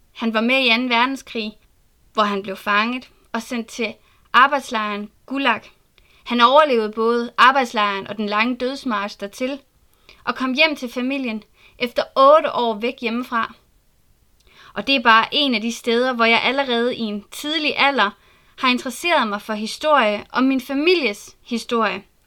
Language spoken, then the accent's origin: Danish; Southern Jutland, Southern Denmark, Denmark; Jeg er født og opvokset i Sønderjylland